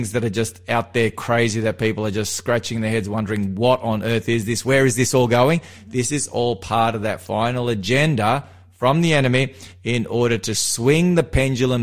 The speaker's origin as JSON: {"language": "English", "town": "Melbourne", "region": "Victoria", "country": "Australia", "tie": "born or raised there", "moved": "as an adult", "lives_now": "New South Wales, Australia", "said": "I grew up in Melbourne. I'm from Melbourne. You know, I grew up in the western suburbs, was born there, spent the first 23 years of my life there"}